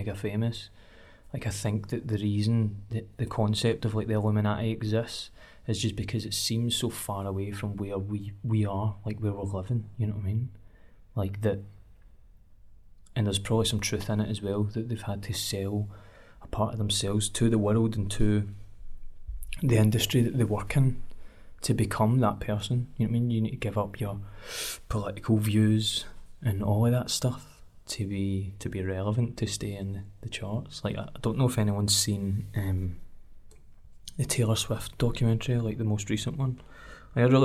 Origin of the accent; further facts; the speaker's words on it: Cumbernauld, Scotland, United Kingdom; I'm from Cumbernauld, and the areas of Cumbernauld that I've grown up